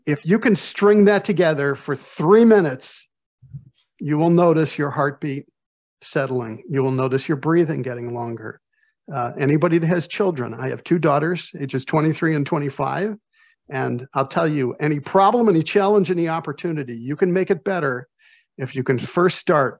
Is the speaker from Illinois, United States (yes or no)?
yes; Chicago, Illinois, United States; I'm from Chicago